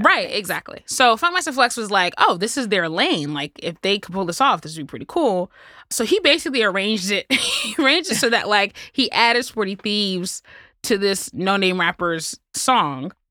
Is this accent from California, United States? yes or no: no; New York, New Jersey, United States; I grew up in New York, New Jersey